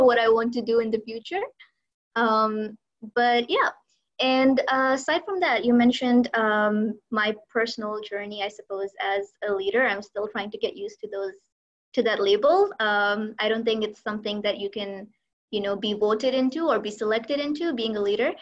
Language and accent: English; Lahore, Punjab, Pakistan; moved away as an adult; now in Abu Dhabi, United Arab Emirates; I'm from Lahore in Pakistan. That's where I have lived for most of my life